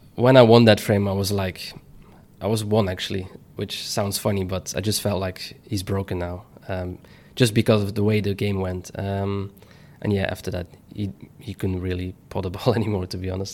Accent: Belgium; my home country

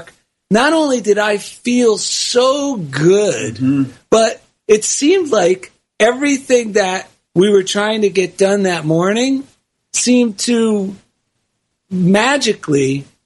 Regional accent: New Jersey, United States; I grew up Italian and in New Jersey

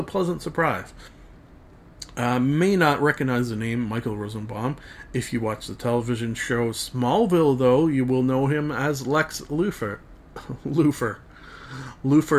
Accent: Canada; Being a Canadian

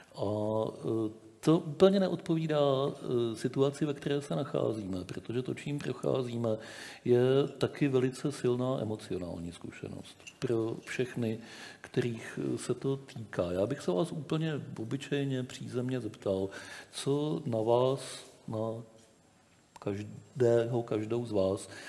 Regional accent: Czechia; my, Češi

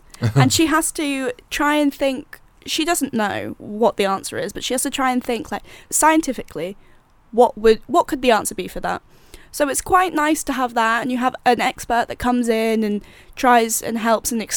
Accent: Jersey; I'm from Jersey

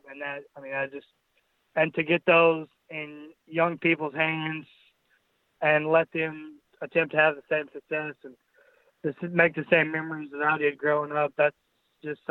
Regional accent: Mullin, Texas, United States; I grew up in Mullen, Texas, and the lamb deal's just always kind of been a part of my family

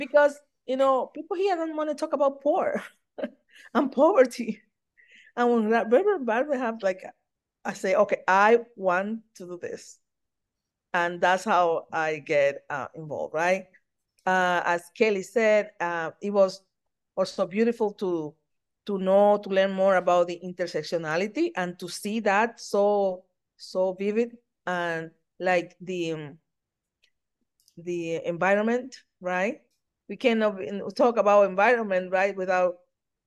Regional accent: Dominican Republic; moved away as an adult; also born or lived in Brazil; now in New York City, United States; I am a Black woman from the Dominican Republic. And I grew up in the church

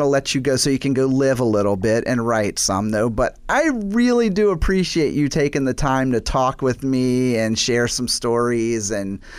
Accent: the South, United States; I I grew up in the South, you know, so I'm a storyteller.

